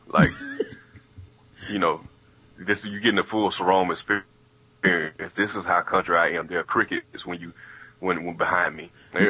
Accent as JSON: {"language": "English", "town": "Atlanta", "region": "Georgia", "country": "United States", "tie": "born or raised there", "said": "we had a chance to come back to Georgia, go back to Atlanta, you know, go to my home state and do anything."}